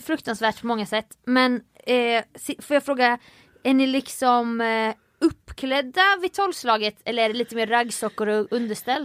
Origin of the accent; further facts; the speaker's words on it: Jönköping, Jönköping County, Sweden; moved away; min hemstad Jönköping